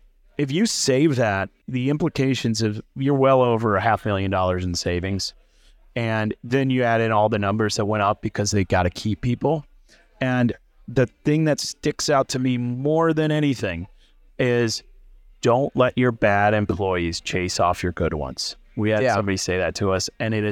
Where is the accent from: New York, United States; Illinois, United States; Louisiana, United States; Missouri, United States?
Illinois, United States; I grew up outside of Champaign, so it's college town's 20 minutes away from my hometown.